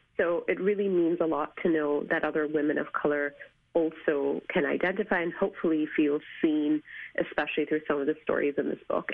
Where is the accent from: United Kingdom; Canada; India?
India; moved away; as an Asian woman, as an Indian woman, as an immigrant woman